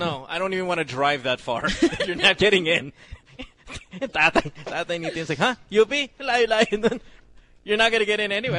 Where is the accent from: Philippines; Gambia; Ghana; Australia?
Philippines; Central Luzon; And I'm from Bulacan. I'm driving from Bulacan every single day.